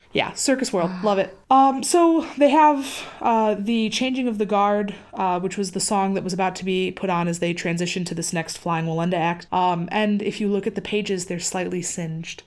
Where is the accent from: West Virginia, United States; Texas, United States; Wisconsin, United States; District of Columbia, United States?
Wisconsin, United States; I grew up in Wisconsin